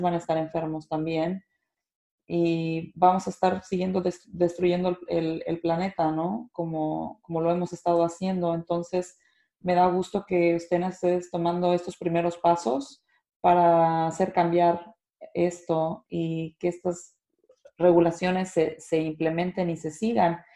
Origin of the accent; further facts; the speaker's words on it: Mexico; las personas que somos de México